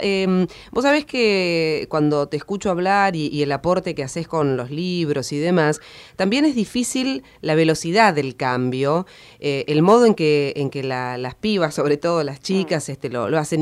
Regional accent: Argentina; siendo argentinos

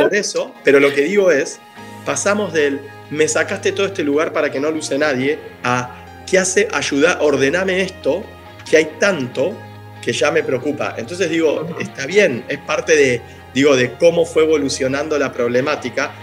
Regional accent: Buenos Aires, Argentina; como porteños que somos

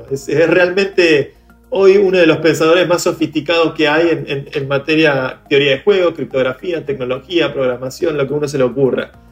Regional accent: Venezuela; now in Argentina; yo me fui de Venezuela con todos mis ahorros escondidos en una clave en mi cabeza y ahora estoy en Argentina este, y puedo vivir acá

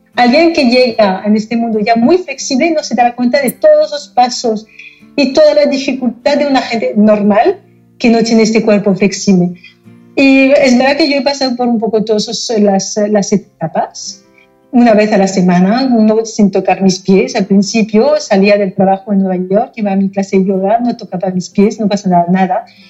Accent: Paris, Île-de-France, France; Spanish is a second language; moved away as an adult; also born or lived in United States; now in Barcelona, Spain; nací en, Francia, no en París mismo, pero llegué a París cuando tenía un año, con lo cual he crecido en París

